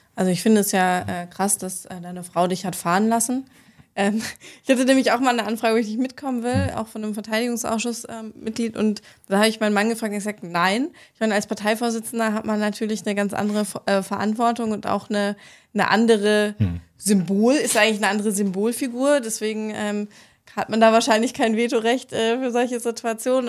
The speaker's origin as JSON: {"language": "German", "area": "Ruhr area", "region": "North Rhine-Westphalia", "country": "Germany", "tie": "born or raised there", "said": "Ich komme aus dem Ruhrgebiet, da muss man sich im Kindergarten entscheiden, Schalke oder Dortmund"}